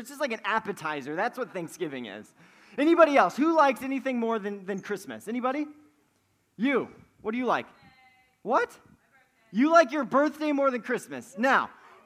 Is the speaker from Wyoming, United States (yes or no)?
yes; Wyoming, United States; moved away; I'm from Wyoming